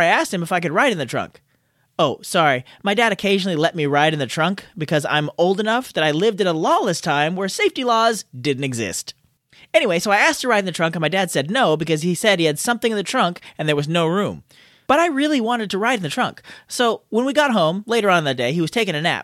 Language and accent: English; California, United States; I was born and raised in California